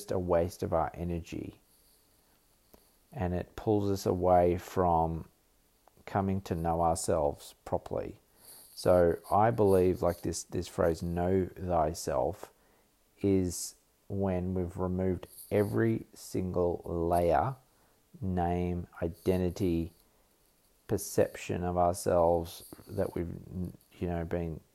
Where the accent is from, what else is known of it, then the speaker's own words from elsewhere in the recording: Australia; I am Australian